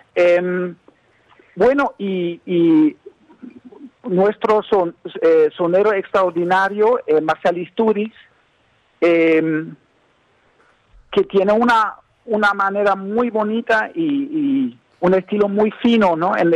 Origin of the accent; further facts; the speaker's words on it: Berlin, Germany; Spanish is a second language; yo soy alemán, yo soy un, músico eh, de Alemania. Yo nací en, Berlín, en Alemania.